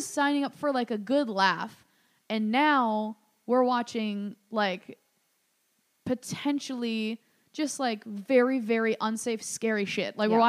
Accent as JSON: {"language": "English", "region": "Midwest", "country": "United States", "said": "I'm from the Midwest."}